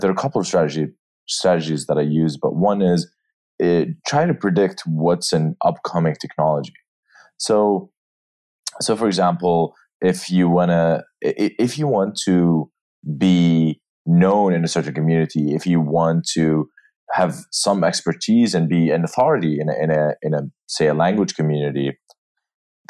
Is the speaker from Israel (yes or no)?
no; Jordan; moved away as an adult; also born or lived in New York; now in San Francisco, United States; I am from Jordan. That's where I grew up